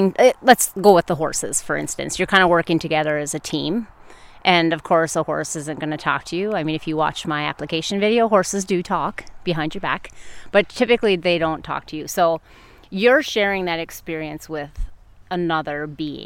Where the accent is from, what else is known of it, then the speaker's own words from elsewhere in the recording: Michigan's Upper Peninsula, United States; moved away; I am originally from Michigan's Upper Peninsula